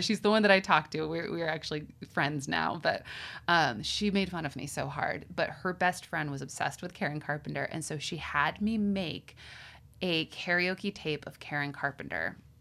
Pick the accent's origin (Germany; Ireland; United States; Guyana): United States; Western Pennsylvania; I grew up in Western Pennsylvania